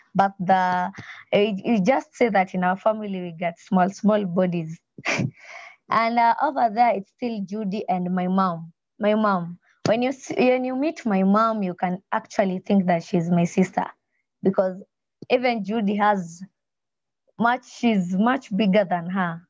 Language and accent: English; Nyanza, Kenya; now in Nairobi, Kenya; I was born in a place called Nyanza in Kenya